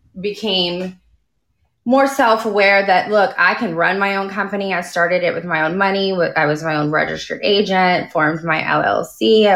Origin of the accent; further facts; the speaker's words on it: Dallas, Texas, United States; I am. I am from Dallas.